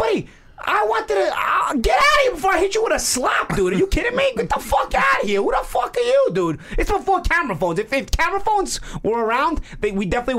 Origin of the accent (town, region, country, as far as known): New York City, New York, United States; accent: New York